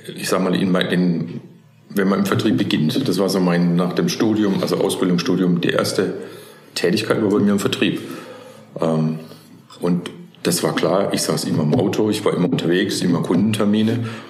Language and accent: German; near Karlsruhe, Baden-Württemberg, Germany; moved away as an adult; also born or lived in Stuttgart region; ich bin klassisch in Baden aufgewachsen, ja. in der Nähe von Karlsruhe